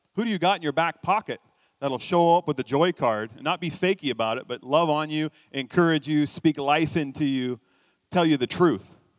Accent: United States; now in Canada; I'm American

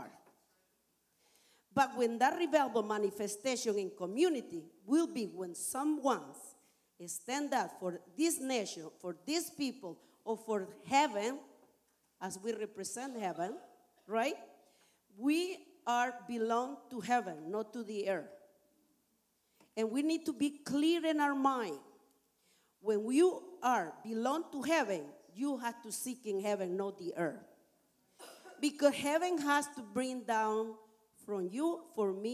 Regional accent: Nicaragua; English is a second language; moved away as an adult; now in Canada; I am from Nicaragua. I've been here in Canada for 30 years

